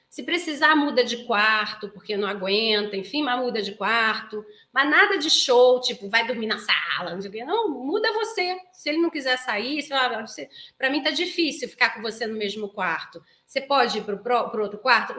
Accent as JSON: {"language": "Portuguese", "region": "Rio de Janeiro", "country": "Brazil", "tie": "born or raised there", "moved": "yes", "said": "como se fala lá na minha terra, no Rio de Janeiro"}